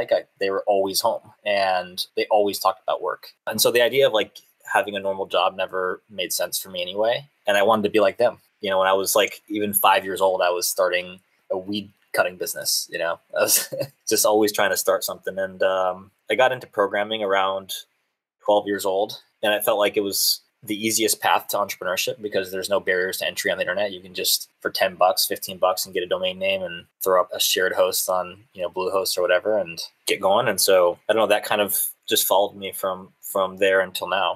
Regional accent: Wayne, Pennsylvania, United States; moved away as an adult; also born or lived in Massachusetts; I'm originally from just outside Philadelphia, Pennsylvania, a small town called Wayne

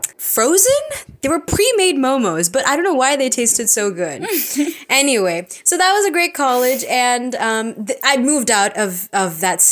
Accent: United States; also born or lived in Secunderabad, India; I was born in Sikandarabad, okay? Which is a nice city. And after that, I moved to America when I was 6 months old

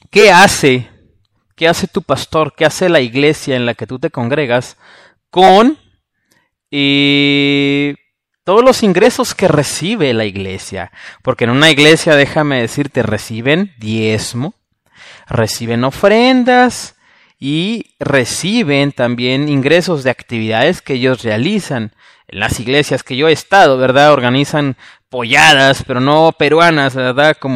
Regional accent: Mexico; Porque soy mexicano.

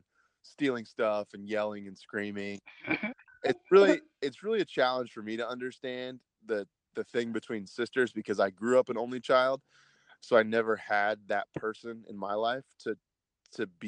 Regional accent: Kansas, United States; moved away; also born or lived in Los Angeles, California; I'm from a place called Kansas in the U.S., right in the middle of the country. I moved out to California when I was younger

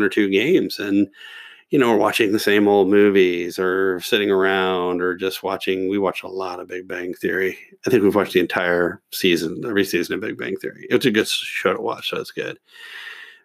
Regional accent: Kentucky, United States; I'm from Kentucky

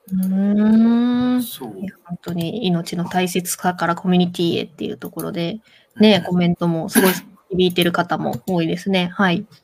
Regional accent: Kansai, Japan; 私関西人なんですけど

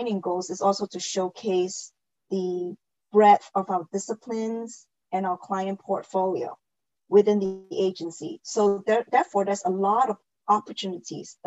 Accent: Singapore; moved away as an adult; now in Los Angeles, United States; Originally, I'm actually from Singapore, and I came out to the U.S. for college, and then just fell in love and stayed on.

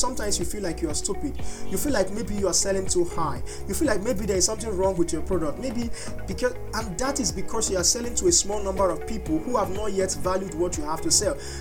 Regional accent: Nigeria; I am a Nigerian

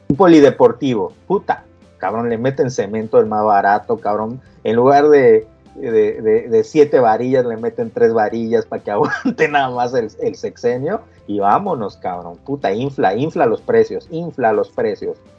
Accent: Campeche, Mexico; moved away as an adult; yo me fui de Campeche muchos años

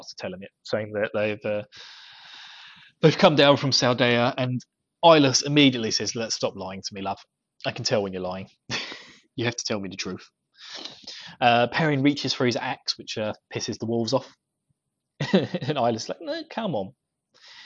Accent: Essex, East of England, United Kingdom; I'm from Essex.

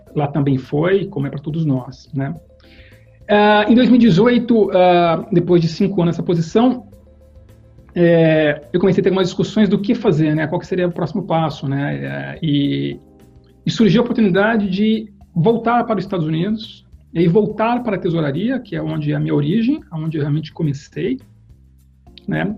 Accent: Campinas, São Paulo, Brazil; Eu fui criado numa família que tinha um negócio, um negócio comercial em Campinas, eu sou de Campinas

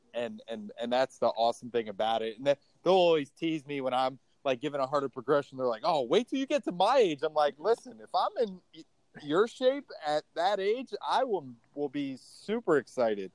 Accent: Baltimore, Maryland, United States; moved away as an adult; also born or lived in Indiana; now in Austin, United States; I was born and raised in in Baltimore, Maryland.

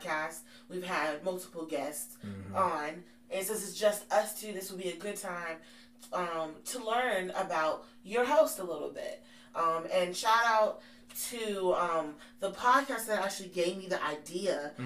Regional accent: Henderson, Nevada, United States; moved away as an adult; also born or lived in New Jersey; now in Durham, United States; I was born in Jersey, raised in Vegas

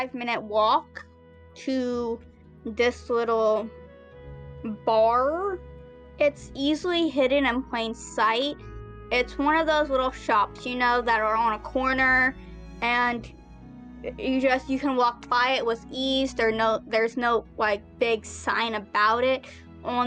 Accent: United States; I'm American

